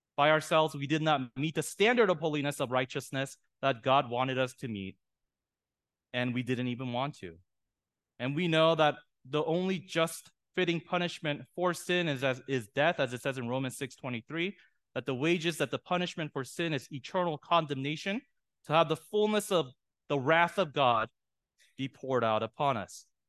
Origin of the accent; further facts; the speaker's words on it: San Diego, California, United States; I'm from San Diego